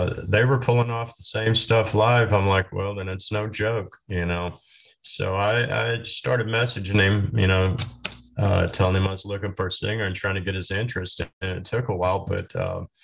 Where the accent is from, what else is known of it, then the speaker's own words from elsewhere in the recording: Oklahoma, United States; moved away; also born or lived in Los Angeles; I'm from Oklahoma